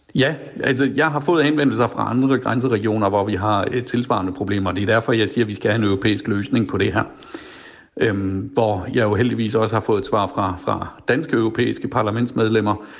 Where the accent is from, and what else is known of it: Flensburg, Schleswig-Holstein, Germany; born or raised there